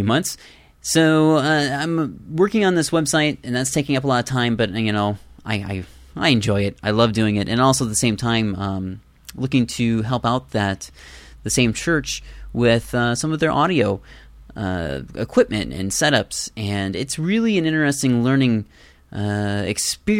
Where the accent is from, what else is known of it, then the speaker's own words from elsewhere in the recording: Iowa, United States; I'm from Iowa too.